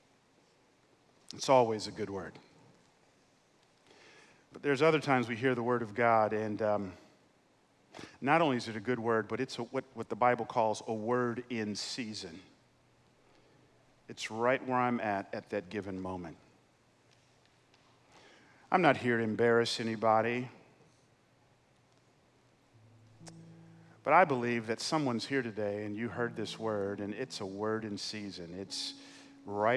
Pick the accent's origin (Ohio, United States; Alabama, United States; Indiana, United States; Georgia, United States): Georgia, United States; Atlanta; I know I'm in California, but I grew up in Atlanta